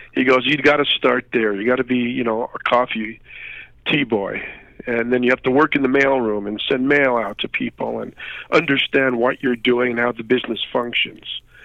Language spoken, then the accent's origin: English; New York City, New York, United States; moved away; also born or lived in North Jersey, New Jersey; I'm from New York originally